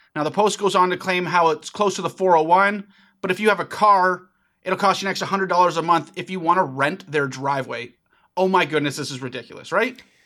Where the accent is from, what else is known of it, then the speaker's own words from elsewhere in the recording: Ajax, Ontario, Canada; my hometown of Ajax, Ontario